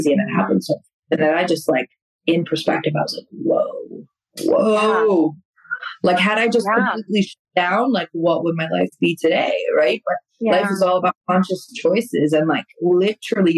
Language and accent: English; Albania; moved away; I come from Albania, like in Europe